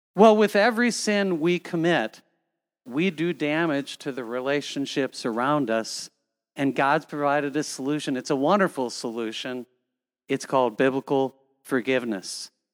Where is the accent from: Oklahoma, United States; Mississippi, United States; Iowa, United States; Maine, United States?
Iowa, United States; Cedar Falls; when I was growing up in Cedar Falls, Iowa, we had six children